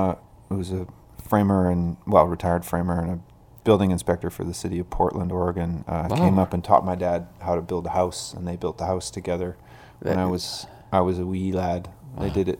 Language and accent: English; Denman Island, British Columbia, Canada; I was born and raised in Canada and have always collected my mail here.